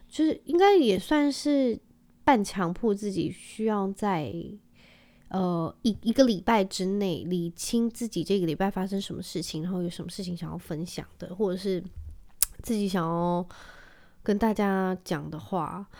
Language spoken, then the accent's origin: Chinese; Penghu County, Taiwan; 我记得我小时候在澎湖的时候